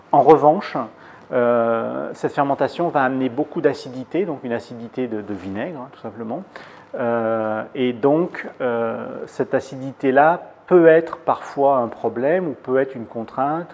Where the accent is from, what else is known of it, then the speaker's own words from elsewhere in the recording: Lyon, Auvergne-Rhône-Alpes, France; now in Île-de-France, France; je suis lyonnais, dans la région lyonnaise